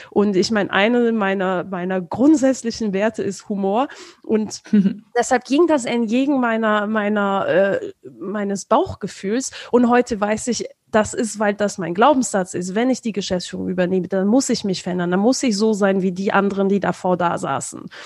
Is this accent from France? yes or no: yes; France; ich komme ursprünglich aus Frankreich.